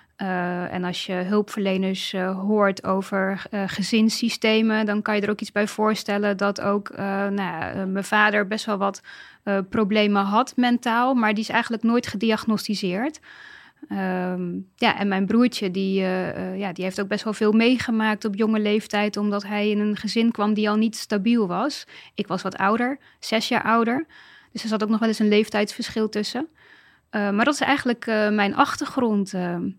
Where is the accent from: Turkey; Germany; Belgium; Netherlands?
Netherlands; Dordrecht, South Holland; moved away as an adult; ik kom uit Dordrecht. Ik ben uh, dus Dordtse.